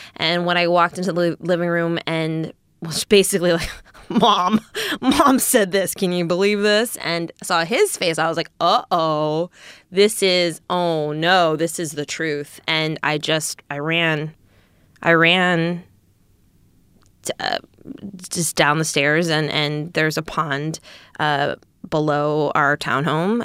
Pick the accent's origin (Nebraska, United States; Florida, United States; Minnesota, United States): Minnesota, United States; Eagan; I grew up in Eagan, Minnesota. which is a suburb of Saint Paul.